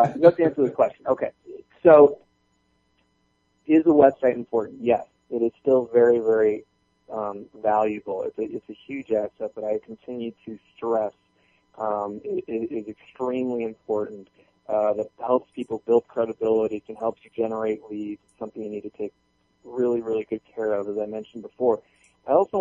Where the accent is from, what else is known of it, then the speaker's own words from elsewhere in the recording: Florida, United States; also born or lived in Michigan; now in Atlanta, United States; I'm from Florida, so we get sunspots.